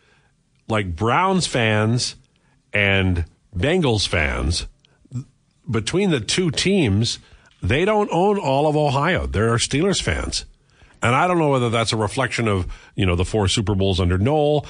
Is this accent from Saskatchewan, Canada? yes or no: yes; Saskatchewan, Canada; I grew up in Saskatchewan